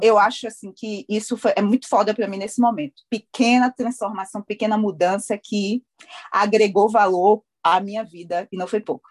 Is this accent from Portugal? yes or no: no; Bahia, Brazil; moved away as an adult; also born or lived in Hawaii; eu sou da Bahia